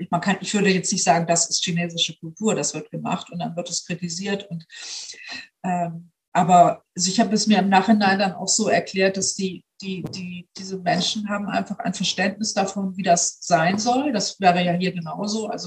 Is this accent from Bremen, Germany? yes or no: yes; Bremen, Germany; ich komme ja nun aus Bremen, ich lebe in Bremen